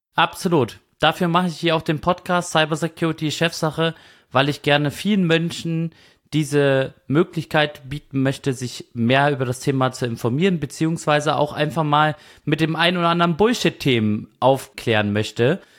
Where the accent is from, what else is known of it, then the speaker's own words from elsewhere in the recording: Kiel, Schleswig-Holstein, Germany; Ich komme ja aus Kiel, also Katzensprung entfernt